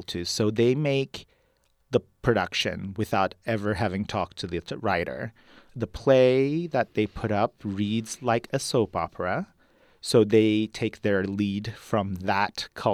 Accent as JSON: {"language": "English", "country": "Turkey", "tie": "born or raised there", "moved": "yes", "lives_now": "United States", "said": "I was born and raised in Turkey and then moved to the U.S. as an immigrant, so I am very much bilingual."}